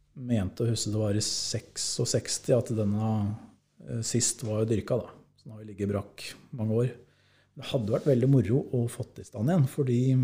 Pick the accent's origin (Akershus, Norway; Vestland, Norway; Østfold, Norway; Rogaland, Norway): Akershus, Norway; Eidsvoll; moved away as an adult; now in Tana, Norway; Jeg er fra Eidsvoll